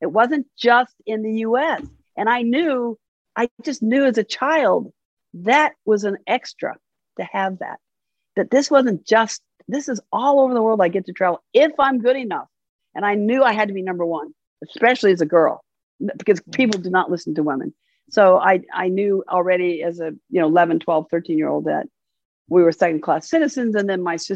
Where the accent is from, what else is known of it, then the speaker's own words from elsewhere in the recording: Long Beach, California, United States; I'm from Long Beach.